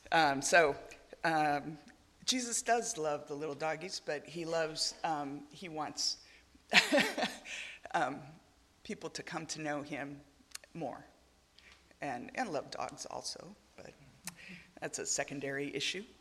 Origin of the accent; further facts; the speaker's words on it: Argentina; now in Uruguay; I didn't, I didn't grow up in the United States, I grew up in Argentina, now serving in Uruguay.